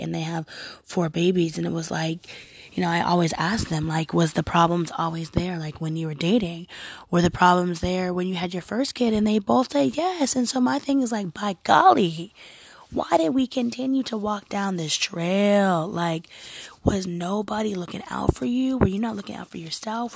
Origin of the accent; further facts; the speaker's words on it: Oregon, United States; I'm also American. Um, I'm also from from a very progressive state, being Oregon